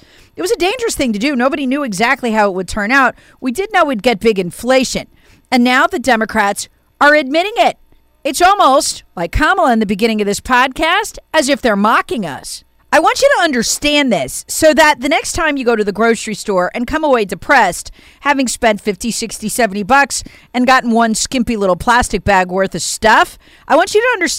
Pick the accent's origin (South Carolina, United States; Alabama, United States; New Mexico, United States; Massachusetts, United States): South Carolina, United States; Representative Jim Clyburn from my home state of South Carolina